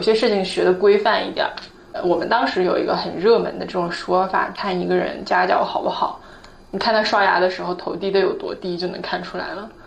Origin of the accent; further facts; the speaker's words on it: Northeast China, China; moved away; 我是东北的